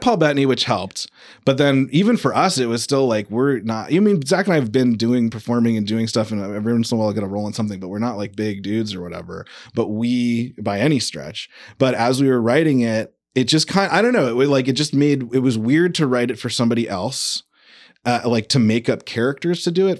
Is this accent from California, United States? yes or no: yes; San Diego, California, United States; moved away; also born or lived in New York; I'm actually from San Diego originally.